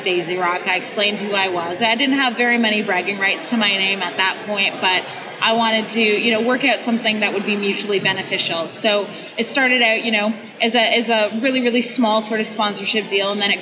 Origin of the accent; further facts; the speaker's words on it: London, Ontario, Canada; I'm from London, Ontario, Canada